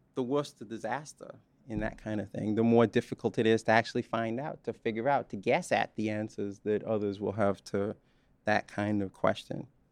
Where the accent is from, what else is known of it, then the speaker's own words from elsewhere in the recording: Bahamas; moved away; I'm a Bahamian, some of you know that. that I was born in the Bahamas